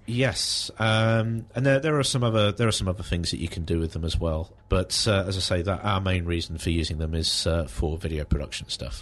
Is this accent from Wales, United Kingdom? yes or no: no; High Wycombe, South East England, United Kingdom; now in Aylesbury, United Kingdom; I was raised in High Wycombe